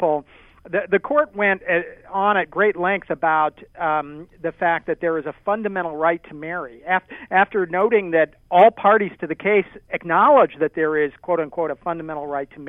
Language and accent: English; Maryland, United States; Maryland, which is my home state